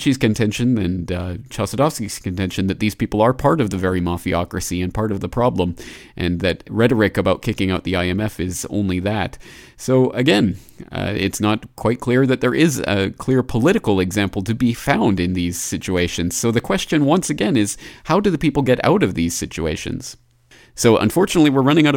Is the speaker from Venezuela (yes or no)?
no; Canada; my home country of Canada